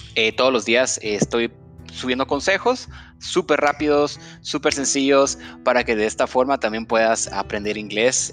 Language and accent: Spanish; Guatemala; en Guatemala le decimos eh, feriado